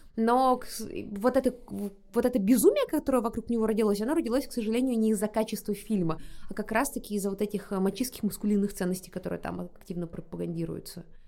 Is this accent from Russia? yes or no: yes; Buryatia, Russia; я из Бурятии, и там как бы понятие семьи тоже э, не пустой звук.